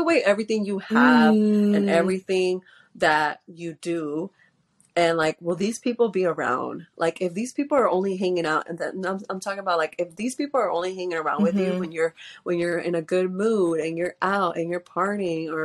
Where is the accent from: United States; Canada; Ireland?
United States; Houston, Texas; I'm from Houston, Texas